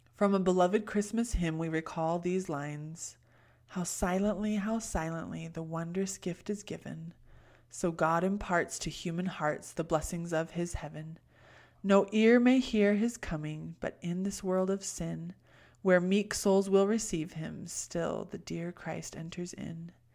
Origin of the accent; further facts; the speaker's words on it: California, United States; I was born in California.